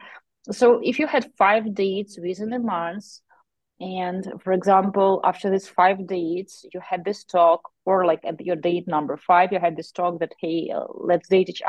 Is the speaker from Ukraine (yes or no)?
yes; Ukraine; we are from Ukraine.